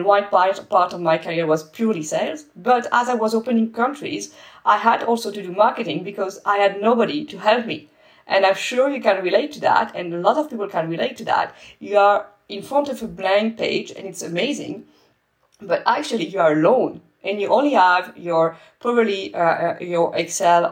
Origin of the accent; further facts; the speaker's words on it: France; moved away as an adult; also born or lived in Spain / Netherlands; I'm French